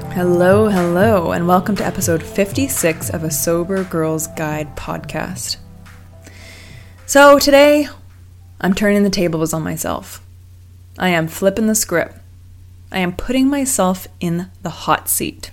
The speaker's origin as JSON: {"language": "English", "town": "Vancouver", "region": "British Columbia", "country": "Canada", "tie": "born or raised there", "also_born_or_lived": "Los Angeles", "moved": "as an adult", "said": "growing up in Vancouver, I always thought that I would eventually make my way home"}